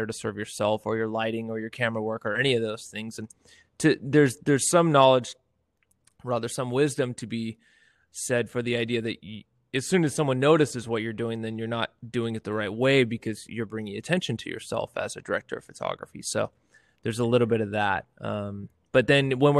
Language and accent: English; near Yosemite, Sierra Nevada foothills, California, United States; now in Fresno, United States; born and raised up near Yosemite